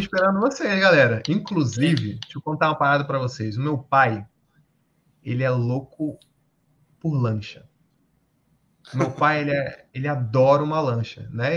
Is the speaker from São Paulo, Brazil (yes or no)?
yes; São Paulo, Brazil; also born or lived in Manaus; Tinha um pouco mais de um ano a gente se mudou para São Paulo